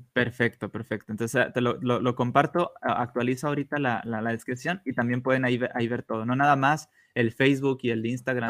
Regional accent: Monterrey, Nuevo León, Mexico; yo soy de Monterrey

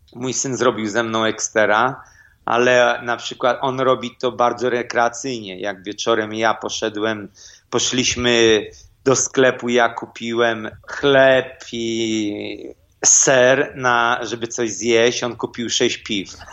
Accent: Elbląg, Warmian-Masurian Voivodeship, Poland; moved away; jedziemy do mojego miasta, skąd jestem

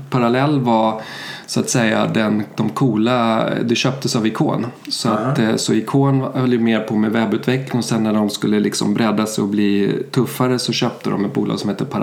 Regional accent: Sweden; also born or lived in Germany; Jag är ju svensk. Mina föräldrar flyttade till Tyskland på 70-talet och där hamnade jag.

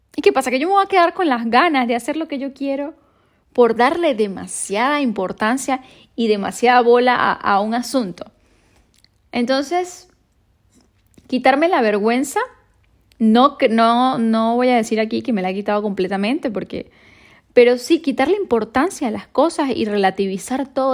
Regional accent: Venezuela; now in Madrid, Spain

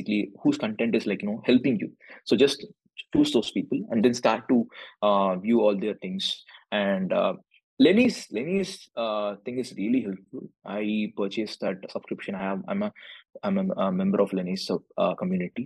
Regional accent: Chennai, Tamil Nadu, India; moved away as an adult; also born or lived in Tanjore, India; now in Dallas, United States; I'm coming from southern part of India. So I'm coming from Tamil Nadu, so basically in Chennai.

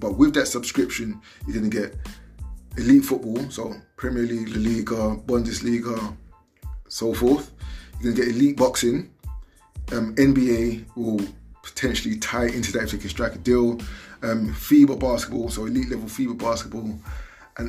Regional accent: United Kingdom; I'm a British black man, you know, of Nigerian descent, so I'm Nigerian born in Britain

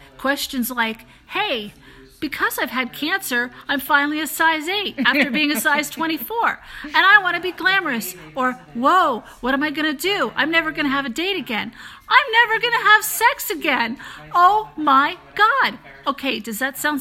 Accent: United States; also born or lived in Philadelphia, Pennsylvania / New York; now in Albuquerque, United States; I'm originally from Philly and New York, so I talk a mile a minute

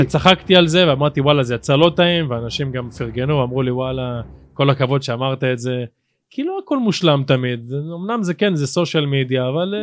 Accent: Afula, Northern District, Israel; אני פה מגיל אפס

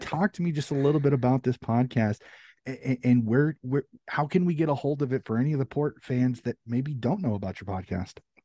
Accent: United States; as an American

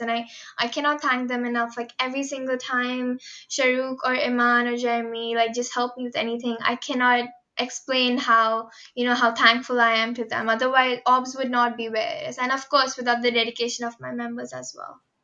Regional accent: Mumbai, Maharashtra, India; moved away as an adult; I'm from Mumbai, India

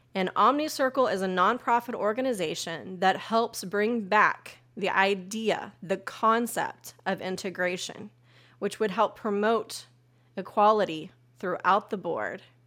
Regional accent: Topeka, Kansas, United States; my hometown of Topeka, Kansas

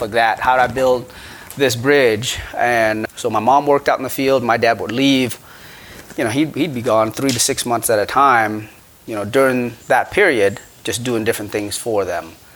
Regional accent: Battambang, Cambodia; now in United States; I was born in Cambodia, Battambang, Cambodia

